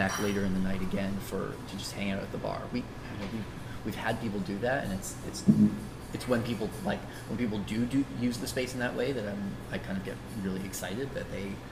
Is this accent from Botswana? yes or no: no; Toronto, Ontario, Canada; now in Los Angeles, United States; I grew up in Toronto.